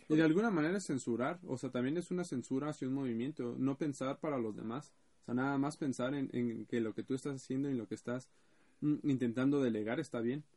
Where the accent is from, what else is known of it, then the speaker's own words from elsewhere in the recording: Ecatepec, State of Mexico, Mexico; soy del Estado de México y sabrán mejor, soy de Ecatepec